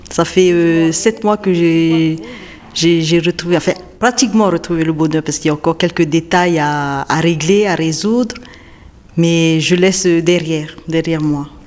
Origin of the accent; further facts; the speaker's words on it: Faa'a, Windward Islands, French Polynesia; je viens de Fa'a, de Tahiti.